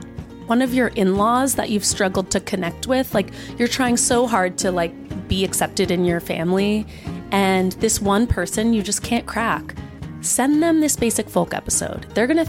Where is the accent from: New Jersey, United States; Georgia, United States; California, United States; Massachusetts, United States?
New Jersey, United States; I'm from New Jersey.